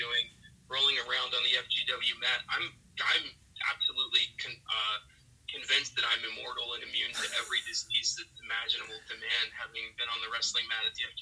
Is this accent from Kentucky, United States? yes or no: yes; Wilder, Kentucky, United States; I grew up in Wilder, Kentucky, Campbell County